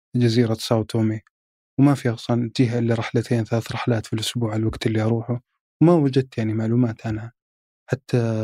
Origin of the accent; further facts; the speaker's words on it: Saudi Arabia; اني من السعوديه